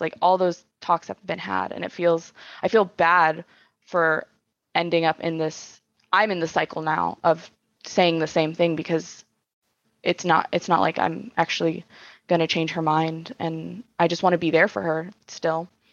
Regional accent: Bakersfield, California, United States; now in Orange County, United States; I'm technically, I'm from Bakersfield

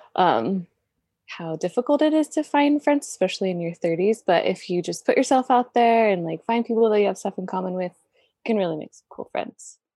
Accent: California, United States; moved away; I'm from California, so being a transplant is a little bit hard

